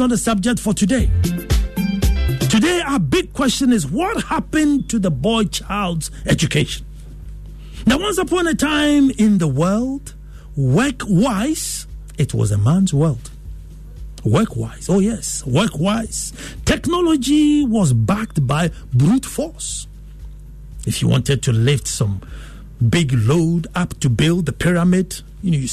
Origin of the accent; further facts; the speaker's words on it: Ghana; I felt worthy as a Ghanaian.